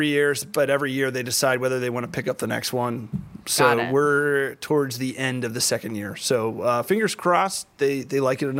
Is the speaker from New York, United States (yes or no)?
no; Highland Park, Texas, United States; Dallas, Texas. Dallas. But I grew up in this like tiny town in the middle of Dallas called Highland Park, which is like super bougie. Like it's essentially like if Greenwich, Connecticut was put in the middle of Texas.